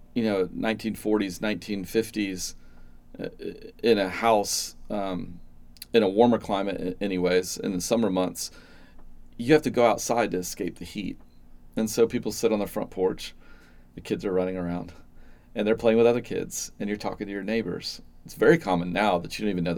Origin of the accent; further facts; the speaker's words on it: Atlanta, Georgia, United States; I grew up in the Atlanta suburbs